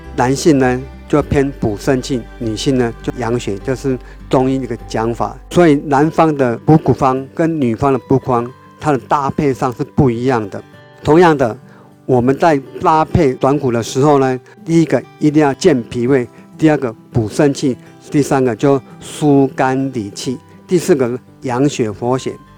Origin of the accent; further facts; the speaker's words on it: Taiwan; 我们台湾话有一句话就是“紧眉短几寸”